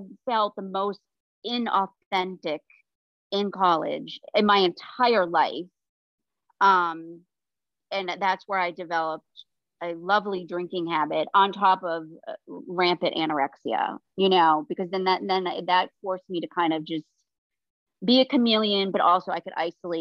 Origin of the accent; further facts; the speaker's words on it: Maine, United States; moved away as an adult; also born or lived in South Carolina / Toronto / Ohio; I came from Maine, the state of Maine